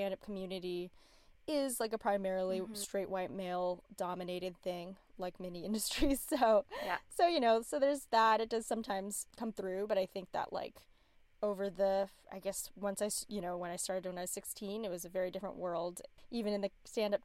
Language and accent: English; La Quinta, California, United States; I grew up in La Quinta, which is like a suburb in LA, outside